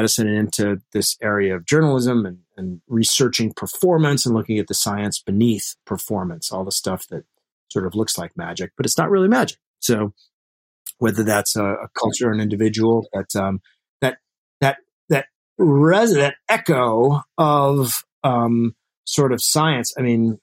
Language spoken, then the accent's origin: English; Alaska, United States; I grew up in Alaska. We moved there when I was three